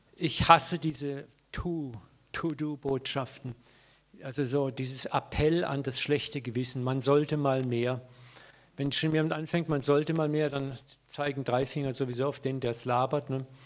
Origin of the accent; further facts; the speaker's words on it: Germany; als Deutsche